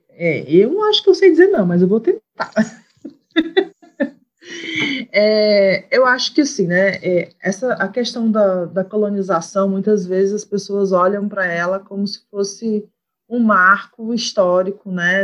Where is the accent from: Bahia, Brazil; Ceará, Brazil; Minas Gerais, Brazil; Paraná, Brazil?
Ceará, Brazil; Fortaleza; moved away; also born or lived in Rio de Janeiro; sou de Fortaleza, do Ceará